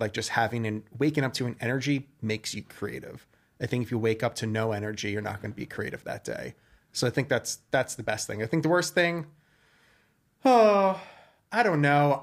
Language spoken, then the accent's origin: English; Westchester, New York, United States; also born or lived in Brooklyn, New York; now in New York City, United States; so I was born in Brooklyn. I grew up in Westchester, which, if you guys don't know, it is just north of the city